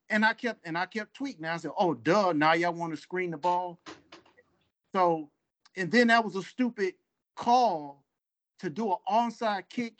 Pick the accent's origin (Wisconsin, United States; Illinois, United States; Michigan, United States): Michigan, United States; Detroit; now in Charlotte, United States; I'm from Detroit, in Charlotte, North Carolina.